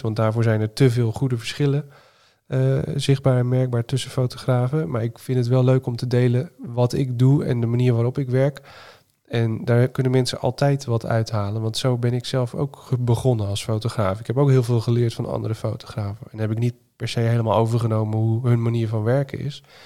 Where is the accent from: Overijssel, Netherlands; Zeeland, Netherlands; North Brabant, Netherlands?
Zeeland, Netherlands; now in Utrecht, Netherlands; Ik kom zelf uit Zeeland oorspronkelijk